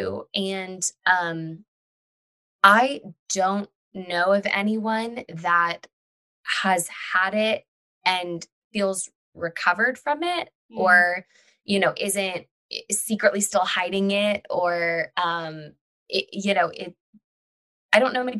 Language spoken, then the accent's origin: English; Texas, United States; We're two friends from Texas